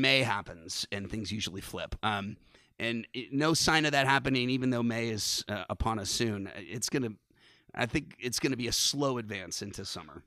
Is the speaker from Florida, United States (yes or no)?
no; San Francisco, California, United States; now in Vermont, United States; growing up in San Francisco, you, you're kind of a … fan at birth, 'cause I literally lived ten blocks from the Haight Ashbury district